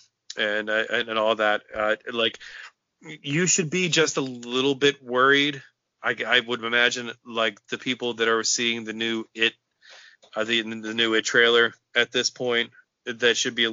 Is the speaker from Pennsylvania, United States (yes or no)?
yes; South Central Pennsylvania, United States; being from South Central Pennsylvania